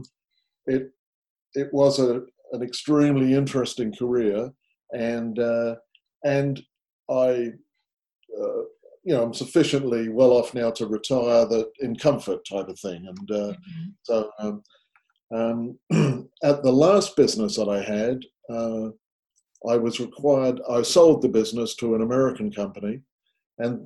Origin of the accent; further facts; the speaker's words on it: England, United Kingdom; moved away as an adult; also born or lived in Canada; I was born and raised in England and I started work there, but a long time ago now, I moved to Canada